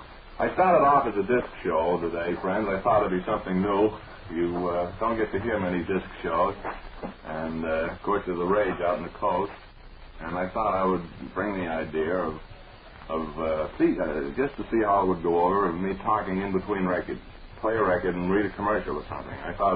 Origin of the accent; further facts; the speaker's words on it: Lowell, Massachusetts, United States; Well, I was born and brought up in Lowell, and of course Chelmsford is a suburb